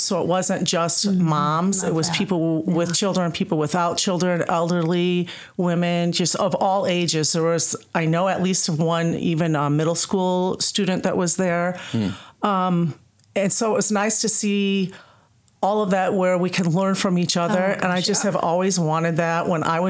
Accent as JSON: {"language": "English", "town": "Tampico", "region": "Illinois", "country": "United States", "tie": "born or raised there", "said": "I was born and raised in Tampico, still live in Tampico."}